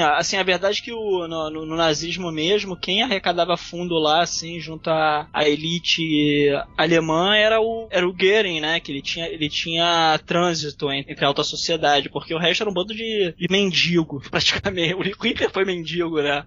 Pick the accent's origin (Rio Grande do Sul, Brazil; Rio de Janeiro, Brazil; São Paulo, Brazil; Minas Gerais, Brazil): Rio de Janeiro, Brazil; eu sou carioca